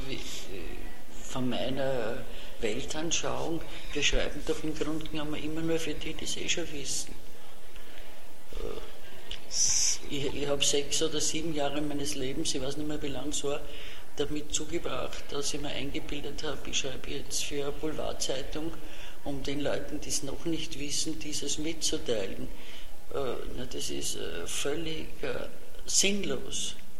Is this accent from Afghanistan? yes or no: no; Vienna, Austria; accent: Viennese dialect (Hernals); first language Viennese German dialect; als Kind äh, konnte ich nur, äh, ich würde fast sagen, Herrn Alser Dialekt